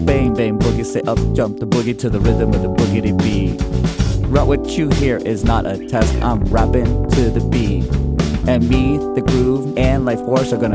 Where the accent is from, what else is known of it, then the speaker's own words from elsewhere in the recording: Fort Lauderdale, Florida, United States; moved away as an adult; also born or lived in Miami / Boston / Los Angeles; now in San Francisco, United States; We grew up in Fort Lauderdale